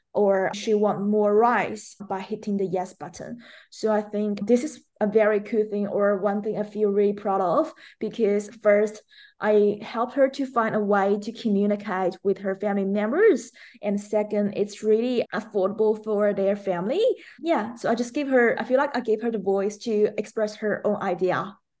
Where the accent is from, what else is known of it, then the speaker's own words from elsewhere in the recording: China; English is a second language; moved away as an adult; also born or lived in Melbourne, Australia; now in Australia; I'm originally from China, and I moved to Australia as an international student back to twenty seventeen